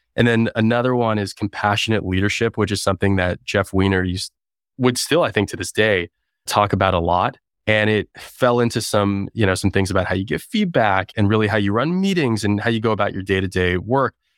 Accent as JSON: {"language": "English", "town": "Toronto", "region": "Ontario", "country": "Canada", "tie": "born or raised there", "also_born_or_lived": "Waterloo, Canada / Bay Area, United States", "moved": "as an adult", "lives_now": "United States", "said": "I'm originally Canadian, now American. I grew up in Toronto."}